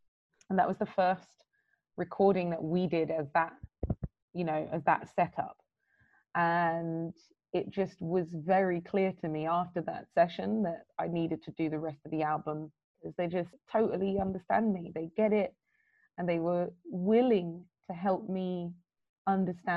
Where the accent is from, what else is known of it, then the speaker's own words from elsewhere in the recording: London, United Kingdom; as a young girl, basically growing up in London